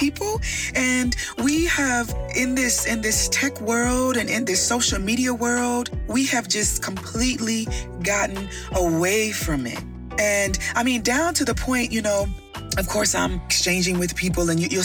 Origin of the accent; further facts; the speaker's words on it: Midwest, United States; I'm from the Midwest.